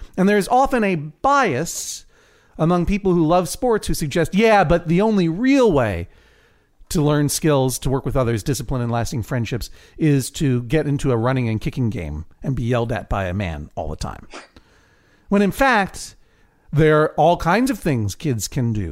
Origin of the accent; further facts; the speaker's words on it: Boston, Massachusetts, United States; I'm from Boston